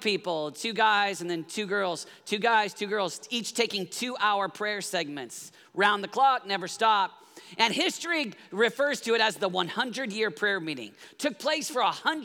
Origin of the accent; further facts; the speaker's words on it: Oklahoma, United States; I grew up in Oklahoma